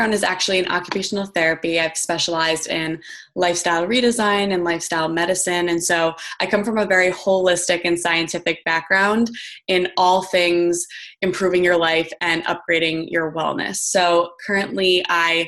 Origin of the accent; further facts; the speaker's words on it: New Jersey, United States; also born or lived in Michigan; I live out in New Jersey and I grew up in New Jersey.